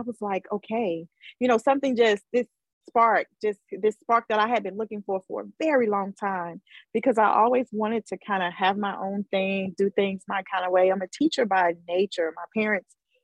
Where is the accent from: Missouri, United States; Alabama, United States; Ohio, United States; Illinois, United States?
Alabama, United States; Mobile; moved away; it was in my hometown